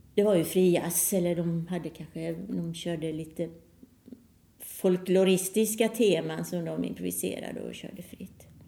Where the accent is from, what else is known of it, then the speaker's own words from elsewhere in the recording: Halmstad, Halland County, Sweden; moved away as an adult; also born or lived in Gothenburg; jag är född i Halmstad men eh, när jag sökte då fortsätta med musiken så kom jag i Göteborg